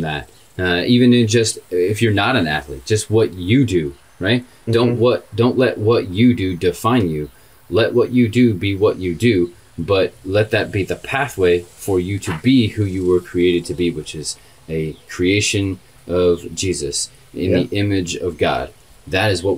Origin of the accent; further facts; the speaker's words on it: Indianapolis, Indiana, United States; now in Texas, United States; we're just a couple guys in Texas that are, from Indiana, love the Colts